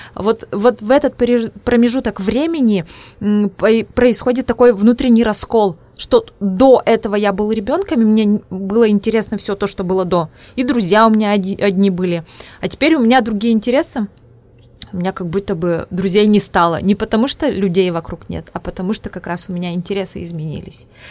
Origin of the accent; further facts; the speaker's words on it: Udmurtia, Russia; accent: Udmurt; first language Udmurt; Russian is a second language; у меня акцент, да, свой родной язык, у меня удмуртский, поэтому у меня акцент своеобразный, вот удмуртский.